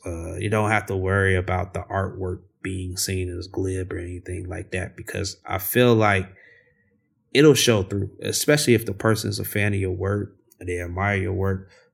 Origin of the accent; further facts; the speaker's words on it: Chicago, Illinois, United States; growing up in Chicago